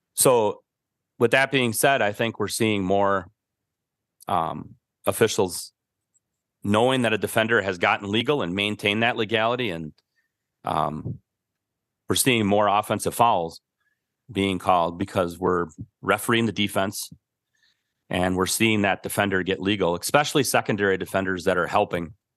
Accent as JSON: {"language": "English", "town": "Milwaukee", "region": "Wisconsin", "country": "United States", "tie": "born or raised there", "said": "I grew up in Milwaukee"}